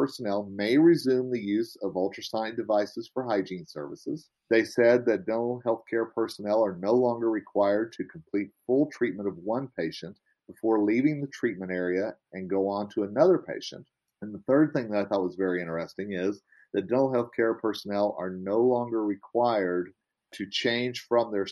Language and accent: English; Oklahoma, United States; accent: Southern; moved away; I'm originally from Oklahoma, you know, and I have a little bit of y'all in me. I have a little bit of a Southern accent